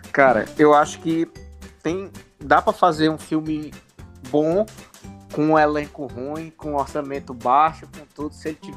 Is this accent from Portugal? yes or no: no; Sobral, Ceará, Brazil; now in São Paulo, Brazil; moro em São Paulo, sou de Sobral